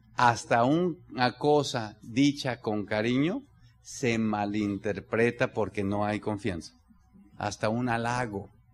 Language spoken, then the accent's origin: Spanish; Mexico; como mexicano